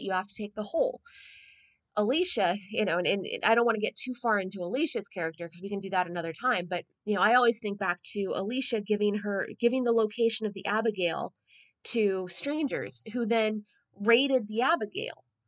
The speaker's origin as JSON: {"language": "English", "town": "San Diego", "region": "California", "country": "United States", "said": "I'm a San Diegan, I'm a Southern Californian."}